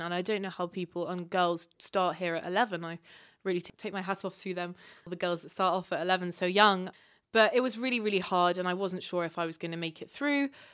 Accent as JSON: {"language": "English", "country": "Kenya", "tie": "born or raised there", "also_born_or_lived": "Uganda / United Kingdom", "moved": "as an adult", "said": "growing up in Kenya"}